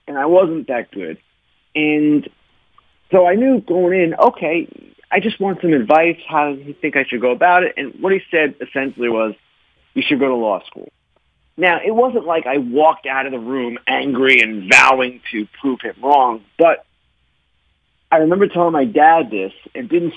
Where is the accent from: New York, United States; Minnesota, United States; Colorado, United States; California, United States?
New York, United States; Long Island; I grew up on Long Island